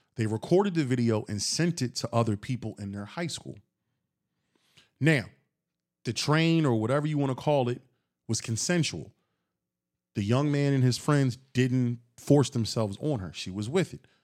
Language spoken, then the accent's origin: English; Philadelphia, Pennsylvania, United States; I'm from Philly